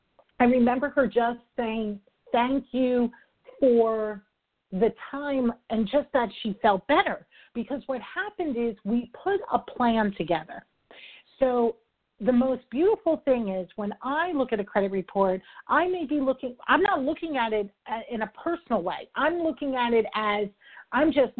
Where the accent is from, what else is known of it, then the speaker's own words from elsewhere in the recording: New York, United States; I'm a New Yorker, I talk fast